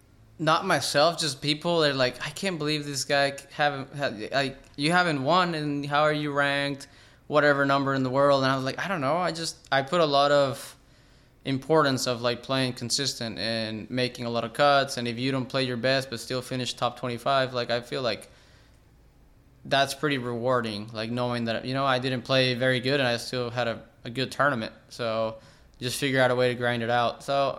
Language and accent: English; McAllen, Texas, United States; born there; Yeah, so my whole family is from Reynosa, Mexico, which is a border town with McAllen and Mission, Texas. I was born in McAllen.